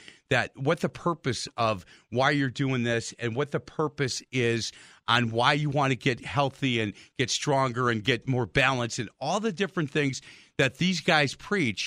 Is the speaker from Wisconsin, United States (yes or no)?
yes; Milwaukee, Wisconsin, United States; I've lived in Milwaukee my whole life